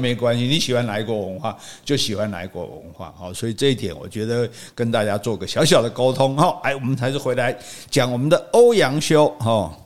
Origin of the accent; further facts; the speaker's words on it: Taiwan; 我是中华民国的